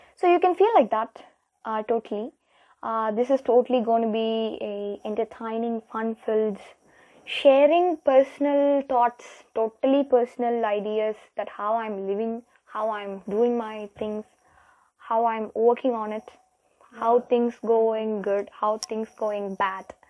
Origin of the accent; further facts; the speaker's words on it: Tamil Nadu, India; I'm here from India, Tamil Nadu